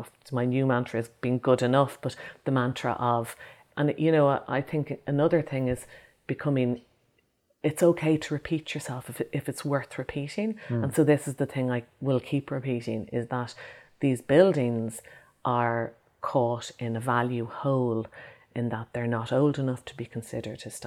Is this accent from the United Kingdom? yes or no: no; Ireland; my fellow people growing up in Ireland at the same time as me